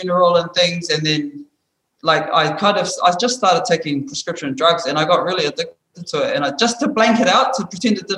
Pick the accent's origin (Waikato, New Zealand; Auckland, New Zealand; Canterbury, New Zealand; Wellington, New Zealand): Waikato, New Zealand; Hamilton; moved away; I was brought up in New Zealand, back home, Hamilton. That's where I'm from